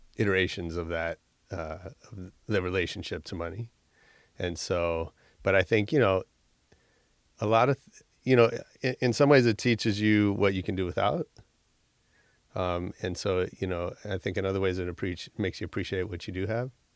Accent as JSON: {"language": "English", "town": "San Francisco", "region": "California", "country": "United States", "tie": "born or raised there", "moved": "as an adult", "lives_now": "Los Angeles, United States", "said": "I grew up in San Francisco. And then I came here for college"}